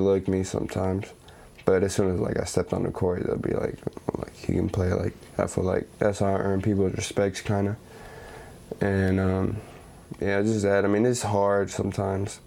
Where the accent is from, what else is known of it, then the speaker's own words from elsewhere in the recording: San Antonio, Texas, United States; I grew up in Southside San Antonio